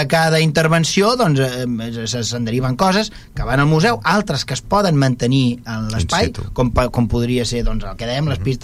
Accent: Vilassar, Catalonia, Spain; quan tu dius és que soc de Vilassar, que tenim, tenim una fàbrica, que és una biblioteca

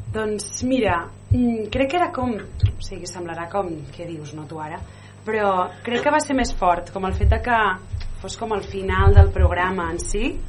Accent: Terrassa, Catalonia, Spain; soc de Terrassa o de Sabadell

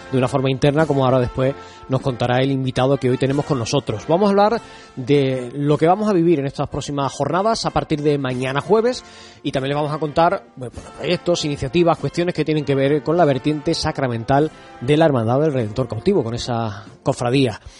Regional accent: Utrera, Andalusia, Spain

